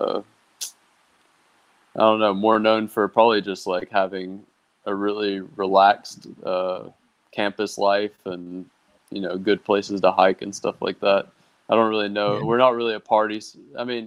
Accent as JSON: {"language": "English", "country": "United States", "tie": "born or raised there", "moved": "as an adult", "said": "as an American kid, I grew up playing every single sport"}